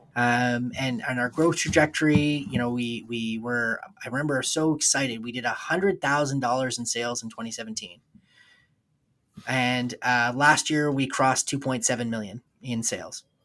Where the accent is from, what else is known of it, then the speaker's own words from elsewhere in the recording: New Brunswick, Canada; when I was in high school in, uh, in New Brunswick